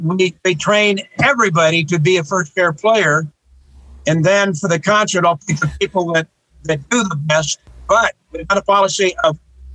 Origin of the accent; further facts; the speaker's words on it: northern Wyoming, United States; now in Tucson, United States; I was the first classically oriented musician in my hometown in northern Wyoming